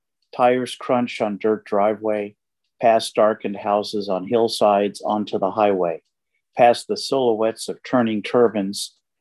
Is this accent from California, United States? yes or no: yes; Sacramento, California, United States; I'm from the Sacramento area